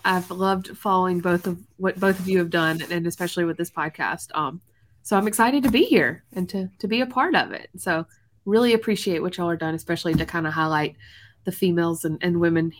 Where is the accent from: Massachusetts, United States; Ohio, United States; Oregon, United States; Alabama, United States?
Alabama, United States; moved away as an adult; now in Green Bay, United States; I'm a Bama native. So I am from Alabama, born and raised.